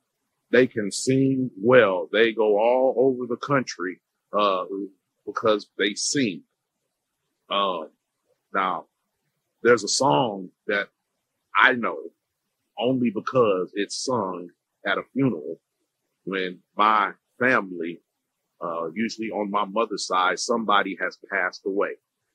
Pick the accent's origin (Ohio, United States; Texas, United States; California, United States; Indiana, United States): Indiana, United States; also born or lived in Freeport, Illinois; I usually just say the Midwest. I was born in Illinois, raised in Indiana. I was born in Freeport, Illinois.